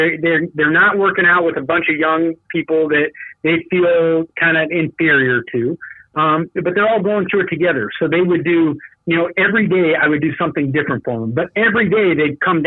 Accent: Tucson, Arizona, United States; now in Phoenix, United States; I'm a Tucson guy. I grew up in Tucson.

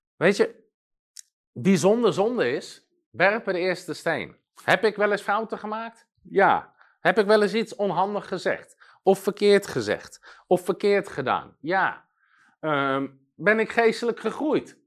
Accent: Netherlands; als Nederlander

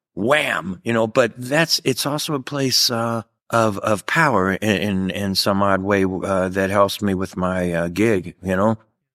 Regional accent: Louisville, Kentucky, United States; Louisville, Kentucky. Yeah, man. Midwest, you know, not a big family and athletic family.

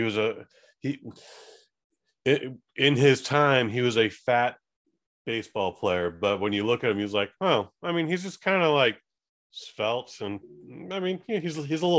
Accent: California, United States; being born and raised in California

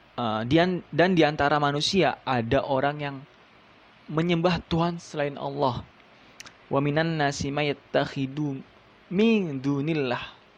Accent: Subang, West Java, Indonesia; now in Bekasi, Indonesia; saya lahir di Subang, ya kan, Jawa Barat, jadi saya Sunda.

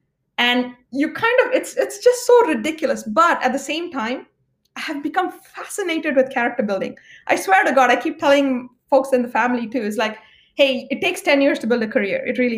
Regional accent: India; I'm Indian by origin.

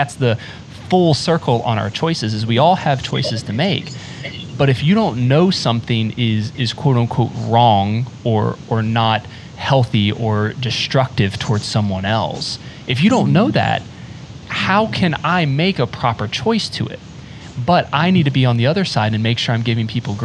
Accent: rural North Carolina, United States; moved away; also born or lived in South Florida; I grew up in rural North Carolina

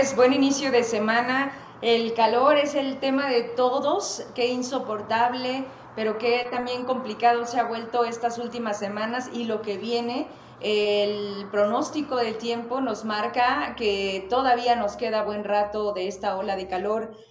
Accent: Zacatecas, Mexico

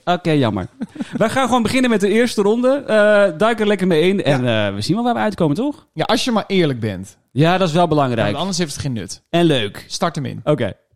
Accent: Belgium; now in Netherlands; ik ben een Belg

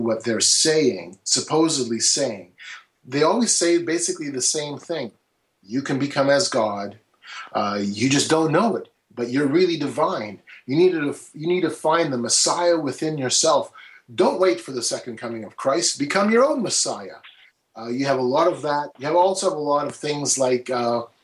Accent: Canada; I'm from Canada

